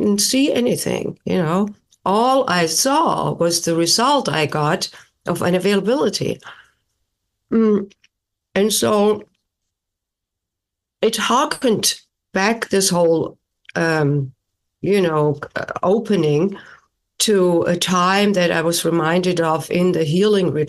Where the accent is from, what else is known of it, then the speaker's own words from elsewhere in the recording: Germany; English is a second language; moved away as an adult; now in United States; I was born and raised in Germany and then came to the United States in my late 20s for postgraduate work in music